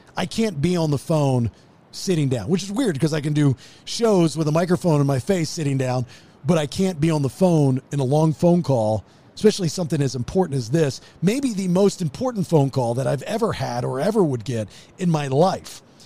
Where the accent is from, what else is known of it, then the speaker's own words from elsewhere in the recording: Maryland, United States; moved away; I'm from Maryland